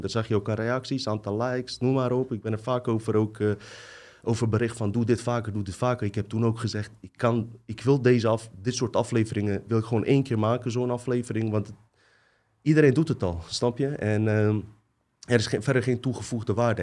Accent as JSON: {"language": "Dutch", "country": "Bosnia & Herzegovina", "tie": "born or raised there", "also_born_or_lived": "Croatia", "moved": "yes", "lives_now": "Netherlands", "said": "ik kom uit Bosnië"}